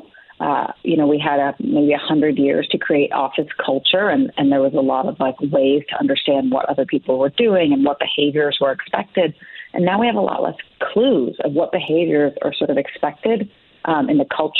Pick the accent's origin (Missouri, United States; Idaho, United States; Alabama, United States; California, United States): California, United States; San Francisco Bay Area; I am from the San Francisco Bay Area